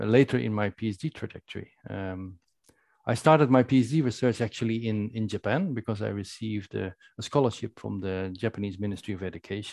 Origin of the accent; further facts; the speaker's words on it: Netherlands; In the Netherlands, I spent my youth